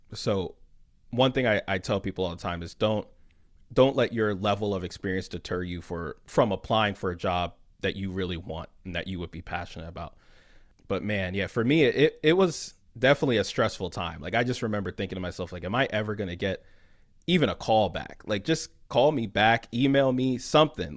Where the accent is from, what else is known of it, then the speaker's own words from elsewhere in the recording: Philadelphia, Pennsylvania, United States; I'm from Philly originally